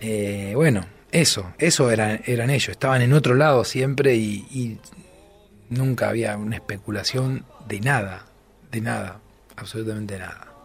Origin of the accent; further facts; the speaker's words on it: Rosario, Santa Fe, Argentina; soy de Rosario